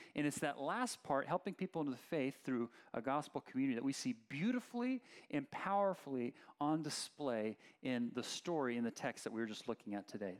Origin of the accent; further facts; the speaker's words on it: Oakland, California, United States; I grew up in Berkeley, Oakland area